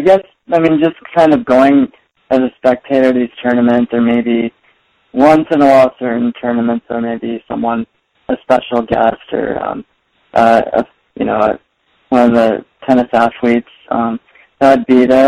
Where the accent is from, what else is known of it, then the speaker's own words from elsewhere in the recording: Torrance, California, United States; I've basically been born and raised in Southern California uh, throughout my entire life.